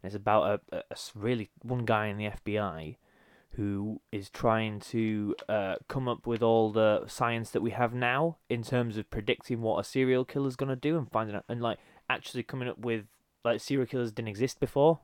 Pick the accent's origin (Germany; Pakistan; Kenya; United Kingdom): United Kingdom; our perspective as Brit-, British